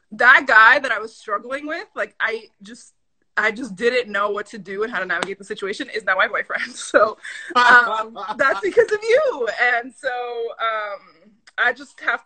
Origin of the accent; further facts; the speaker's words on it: Lynn, Massachusetts, United States; also born or lived in Dominican Republic; now in Boston, United States; I am from Lynn, Massachusetts by way of Dominican Republic. My parents are both Dominican immigrants.